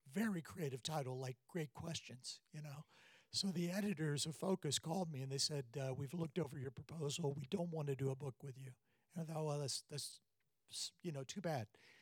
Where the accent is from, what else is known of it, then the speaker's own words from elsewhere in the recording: South Carolina, United States; I'm from South Carolina